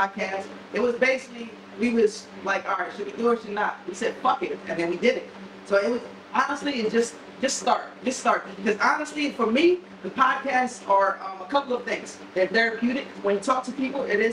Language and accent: English; Camden, New Jersey, United States; I'm from Camden, New Jersey, one of the toughest areas.